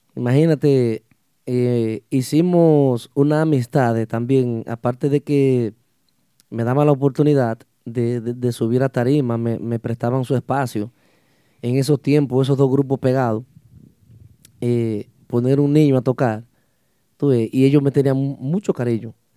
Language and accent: Spanish; Los Hidalgos, Puerto Plata, Dominican Republic; somos de, un municipio, municipio de, de la provincia de Puerto Plata, el Mamelos Hidalgos